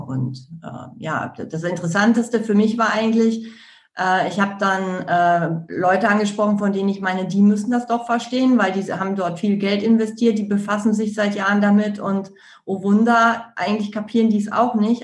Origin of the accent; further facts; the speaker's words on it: Ruhr area, North Rhine-Westphalia, Germany; ich komme aus dem Ruhrgebiet